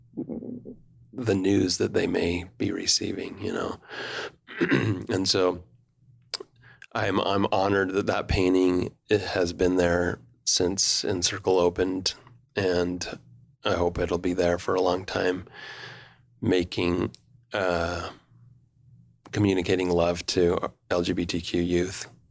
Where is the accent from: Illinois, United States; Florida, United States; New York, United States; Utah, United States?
Utah, United States; Provo; also born or lived in Rome, Italy; I was born in Provo in nineteen seventy-six, fourth of eight children. And, um, the, you know, I just was a Provo boy that didn't travel much